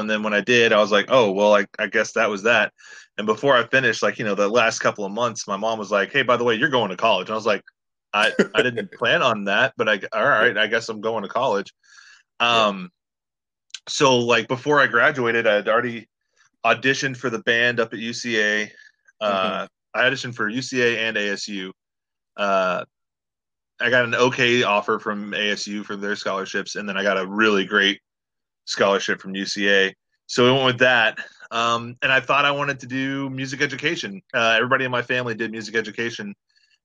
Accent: Little Rock, Arkansas, United States; also born or lived in Traverse City, Michigan; now in Orlando, United States; When I was two, we moved down to Little Rock, Arkansas, and I was pretty much raised in Little Rock

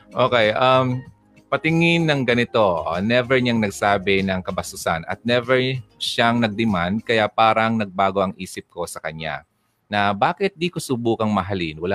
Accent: Philippines; Uy, Pinay ako habang nalalantay sa ugat ko ang uh, dugong Pinay

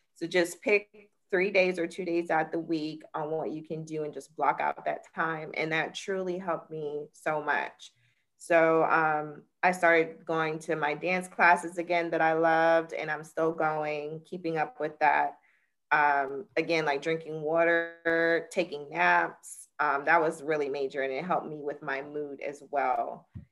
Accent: Jacksonville, Florida, United States; I'm from Jacksonville, Florida

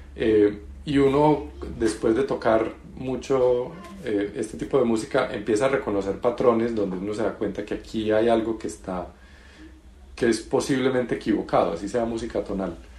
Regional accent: Colombia; yo soy colombiano

